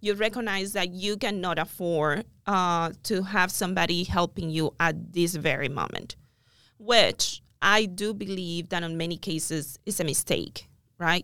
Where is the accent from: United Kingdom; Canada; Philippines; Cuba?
Cuba; moved away as an adult; also born or lived in Miami; now in United States; I'm original from Cuba, came to the United States in two thousand